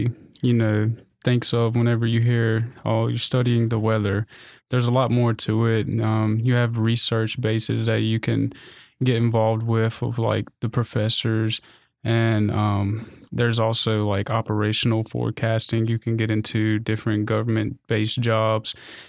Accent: Shelby, North Carolina, United States; I'm from Shelby, North Carolina. It's about 45 minutes west of Charlotte. People typically don't know the smaller cities, so I have to point out the bigger ones.

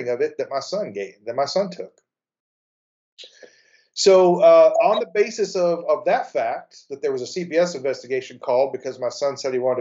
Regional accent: Texas, United States; as a Texan

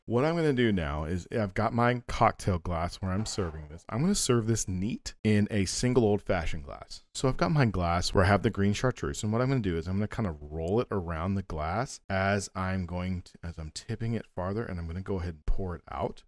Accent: United States; as an American

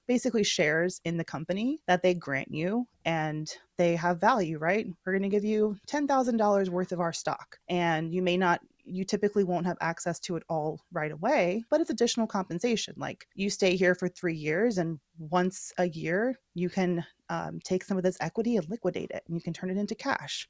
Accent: Georgia, United States; moved away; I'm from Georgia originally

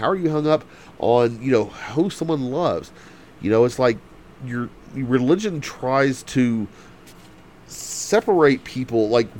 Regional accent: the South, United States; I'm from the South

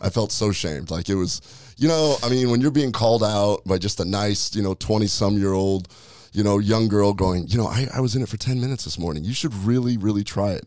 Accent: Nebraska, United States; I'm from Nebraska. My dad was a butcher.

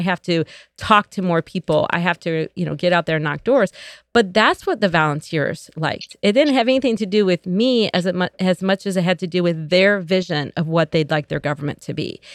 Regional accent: Joliet, Illinois, United States; moved away as an adult; I was born and raised here in Joliet

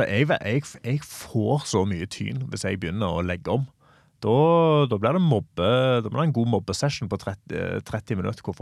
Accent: Stavanger, Rogaland, Norway; Åh, jeg ville sagt stavangerfolk kan være eh, de, Vi er litt som bergensere.

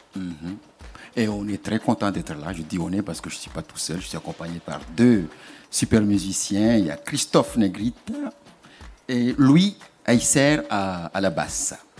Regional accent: Mayotte; je viens de Mayotte. Mayotte est une île française dans l'archipel des Comores.

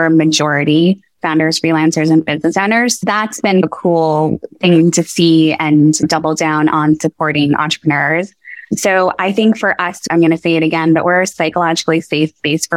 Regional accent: New York, United States; now in Atlanta, United States; growing up in New York

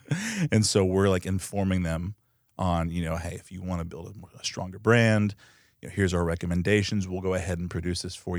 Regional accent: Coppell, Texas, United States; In Coppell.

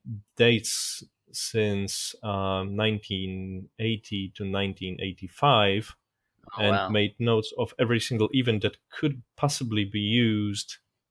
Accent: Poland; My dad used to be in the military, and we tended to move around a lot until I was in primary school. So I didn't have a problem with moving from one city to another

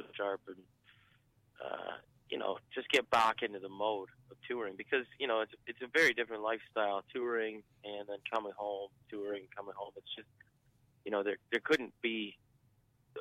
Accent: Kingston, Ontario, Canada; we're from Kingston, Ontario, so we're halfway between Toronto and Ottawa, basically

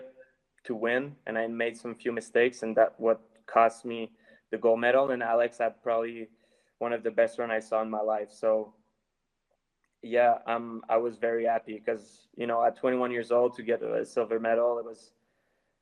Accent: Canada

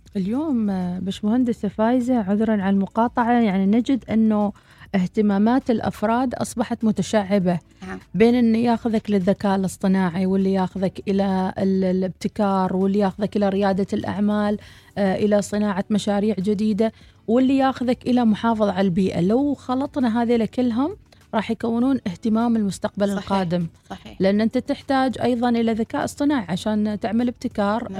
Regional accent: Oman; بالنسبة لنا كعمانيين

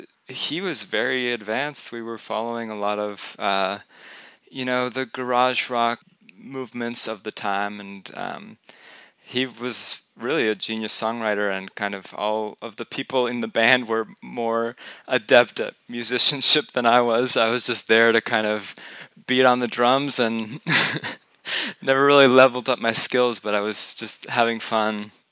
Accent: Houston, Texas, United States; So I grew up in Houston, just a stone's throw away, actually on a street called Skipping Stone Lane.

